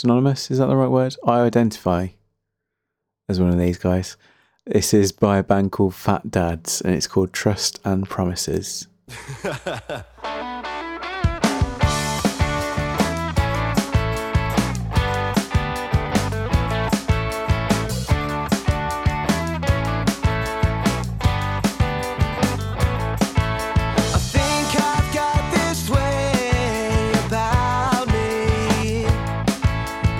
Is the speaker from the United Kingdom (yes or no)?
yes; Birmingham, West Midlands, United Kingdom; born or raised there